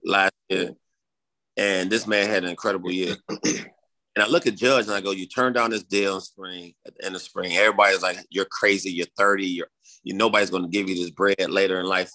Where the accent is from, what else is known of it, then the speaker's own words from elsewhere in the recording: Chicago, Illinois, United States; growing up in Chicago